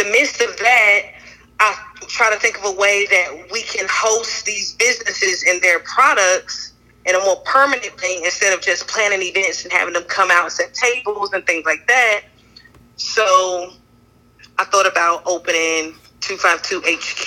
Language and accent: English; Wilson, North Carolina, United States; also born or lived in New Jersey; I am originally from New Jersey, but I was raised in North Carolina, in Stansburg and Wilson, and a little bit in Greene County as well.